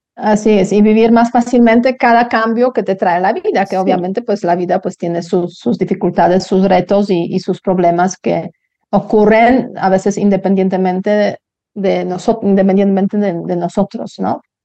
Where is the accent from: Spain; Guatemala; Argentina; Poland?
Poland; Spanish is a second language; moved away as an adult; now in Mexico City, Mexico; yo salí de Polonia, pues también cuando era muy joven, o sea, 21 años